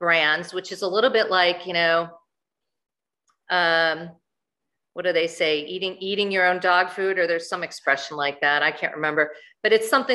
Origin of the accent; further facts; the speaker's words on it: Chicago, Illinois, United States; I grew up in Chicago